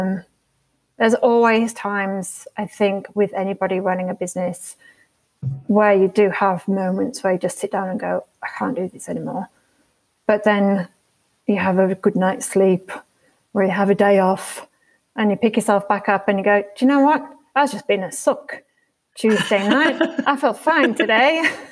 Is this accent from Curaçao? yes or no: no; York, Yorkshire and the Humber, United Kingdom; moved away as an adult; also born or lived in Edinburgh / Leeds; now in Australia; I grew up in a place called York, which is in North Yorkshire in northern England, northeast England